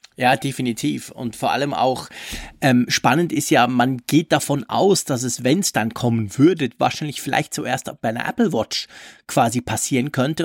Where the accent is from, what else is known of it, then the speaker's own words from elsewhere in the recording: Switzerland; bei uns in der Schweiz